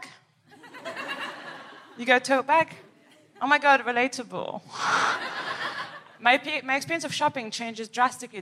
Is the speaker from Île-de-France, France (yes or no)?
yes; Paris, Île-de-France, France; I am from Paris, from the outskirts